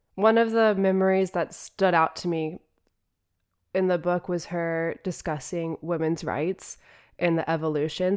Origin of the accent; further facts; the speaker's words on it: United States; As an American